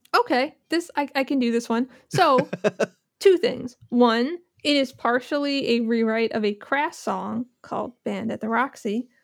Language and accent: English; New Jersey, United States; now in Philadelphia, United States; I'm from New Jersey